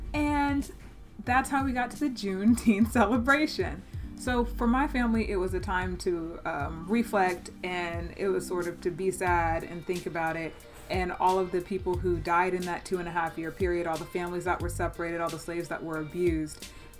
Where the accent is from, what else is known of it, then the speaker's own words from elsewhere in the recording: Texas, United States; So growing up in Texas